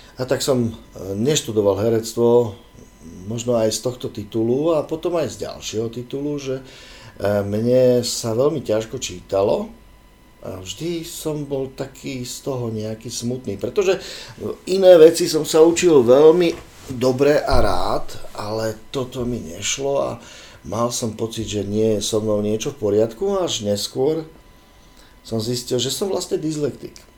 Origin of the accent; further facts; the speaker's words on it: Bratislava, Bratislava Region, Slovakia; moved away as an adult; ja som vyrastal tu v Bratislave, na Sibirskej ulici